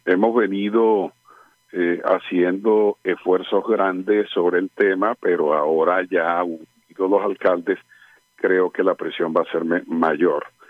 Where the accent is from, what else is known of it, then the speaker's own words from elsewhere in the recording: Colombia; nosotros somos colombianos